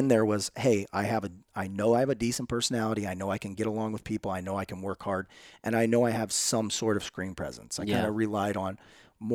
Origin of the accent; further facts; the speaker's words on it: East Peoria, Illinois, United States; moved away; I'm from East Peoria, Illinois.